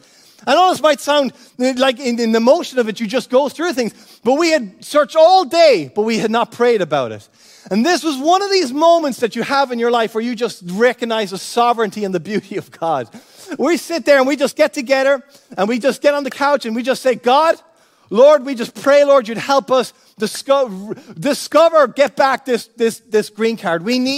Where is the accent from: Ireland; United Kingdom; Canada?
Ireland; Cork, Munster; also born or lived in United States; now in Florida, United States; when we moved from Cork here to Florida, I was born in the States, so I had an automatic citizenship in the United States. I had a dual citizenship.